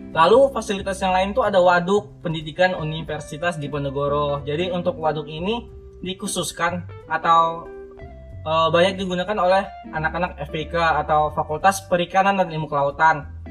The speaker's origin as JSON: {"language": "Indonesian", "region": "Riau", "country": "Indonesia", "moved": "as an adult", "lives_now": "Semarang, Indonesia", "said": "aku ini asal dari Riau"}